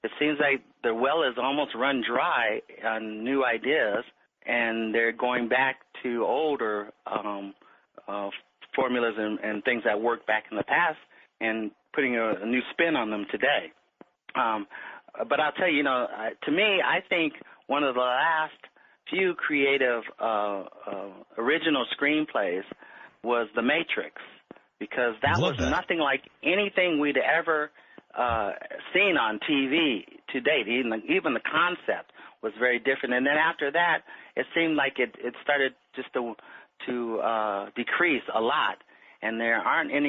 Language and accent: English; Los Angeles, California, United States; I was born in Los Angeles, California. I lived in the Miracle Mile District, which is just south of Hollywood